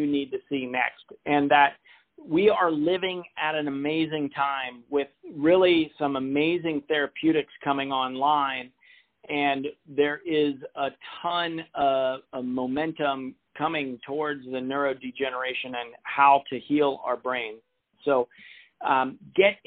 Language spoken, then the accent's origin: English; Portland, Oregon, United States; my hometown here is the Brian Grant Foundation